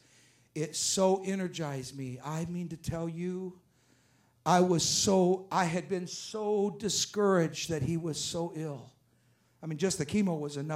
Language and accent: English; France; I'm not speaking French, I'm French, but I'm not speaking French, and I'm speaking English